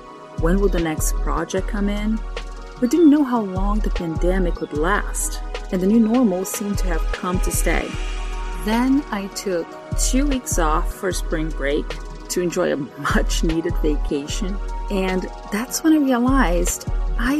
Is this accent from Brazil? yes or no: yes; Brazil; moved away; I am from Brazil